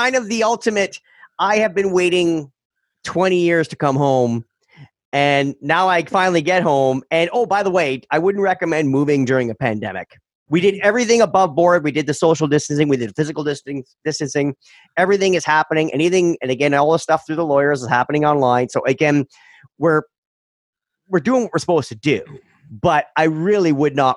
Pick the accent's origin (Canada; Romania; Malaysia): Canada; moved away as an adult; I've actually moved back to my hometown